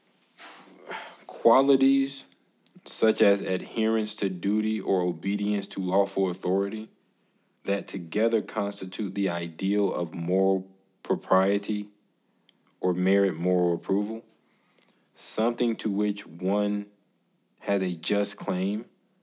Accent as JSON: {"language": "English", "country": "United States", "said": "As an American citizen"}